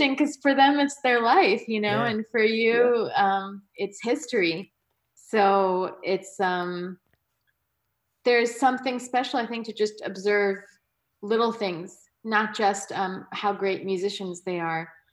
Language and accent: English; New York, United States; growing up in New York